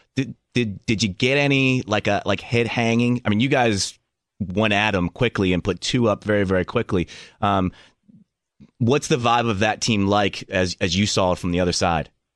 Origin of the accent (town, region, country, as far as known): Philadelphia, Pennsylvania, United States; born or raised there